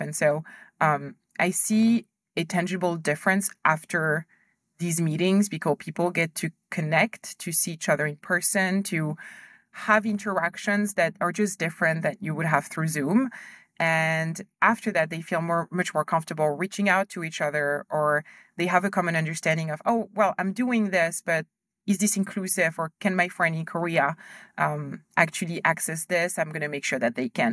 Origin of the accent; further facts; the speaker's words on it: France; moved away as an adult; also born or lived in Ivory Coast / United States / Germany / Hong Kong; we moved to France when I was a kid, so I went to school there